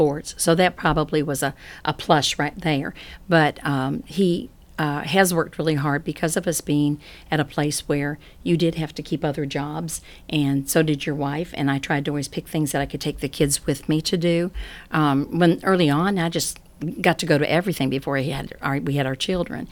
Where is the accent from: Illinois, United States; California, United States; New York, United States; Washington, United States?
Illinois, United States; Chicago; now in Athens, United States; I'm not from here, and I was raised in Chicago, Illinois